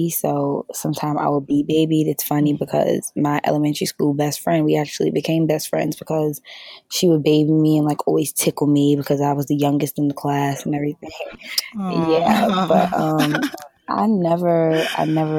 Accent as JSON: {"language": "English", "town": "New York City", "region": "New York", "country": "United States", "tie": "born or raised there", "said": "I was born and raised in Queens, New York, South Side, Jamaica, Queens."}